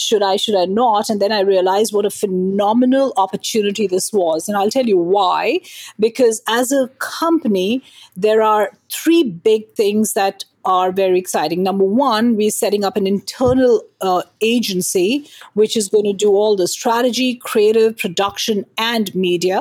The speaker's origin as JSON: {"language": "English", "country": "India", "moved": "yes", "lives_now": "New Jersey, United States", "said": "I am from India originally, and continue to be Indian at heart while I'm American as a citizen."}